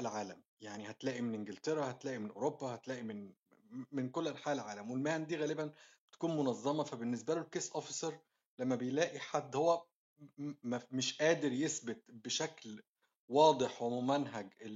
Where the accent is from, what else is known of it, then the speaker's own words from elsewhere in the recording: Egypt; now in Australia; عندنا في مصر